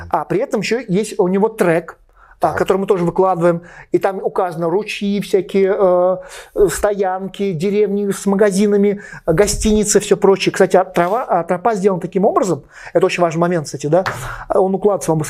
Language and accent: Russian; Beloretsk, Bashkortostan, Russia; Я из Белорецка, дедушка жил в Терляне, и покосы были на Масеевой горе возле Ремеля, ну там относительно недалеко.